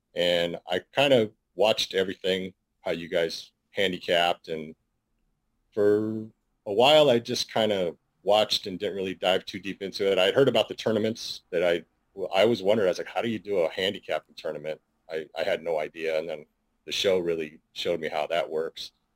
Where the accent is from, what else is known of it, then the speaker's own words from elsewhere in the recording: San Francisco, California, United States; I was born and raised in San Francisco, California